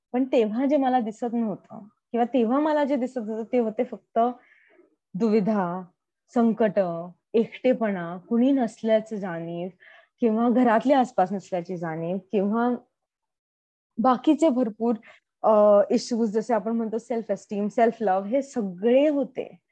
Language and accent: Marathi; Pune, Maharashtra, India; moved away as an adult; now in United States; मी typical पुणेरी मुलगी असल्यामुळे